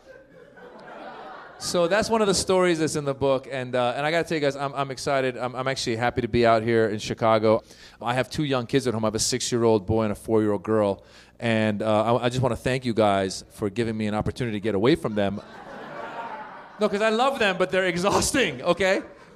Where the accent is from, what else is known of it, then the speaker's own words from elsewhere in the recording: Iran; now in Los Angeles, United States; I'm originally from Iran